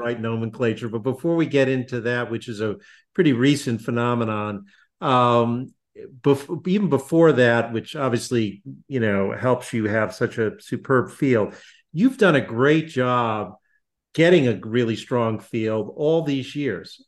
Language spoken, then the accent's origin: English; West Hartford, Connecticut, United States; I grew up in West Hartford, Connecticut